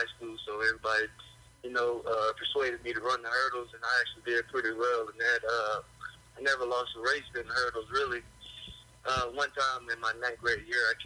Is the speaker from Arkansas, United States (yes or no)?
yes; Arkansas, United States; growing up in Arkansas, you know, we don't have an NFL team and everybody loved the Razorbacks